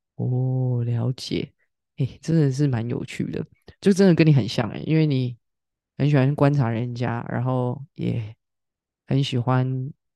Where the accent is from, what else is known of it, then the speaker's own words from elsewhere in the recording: Taiwan; 身为台湾人